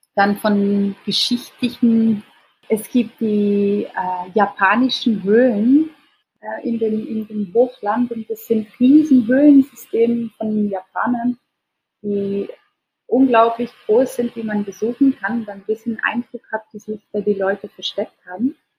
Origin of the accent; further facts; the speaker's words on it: Switzerland; now in Indonesia; als Schweizerin